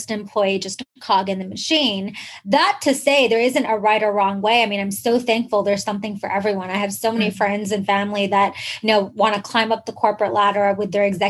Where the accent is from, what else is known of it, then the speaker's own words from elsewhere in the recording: Oman; moved away as an adult; also born or lived in Canada; I was actually born and raised in the Middle East, in this like small country called Oman, which is between Yemen and Dubai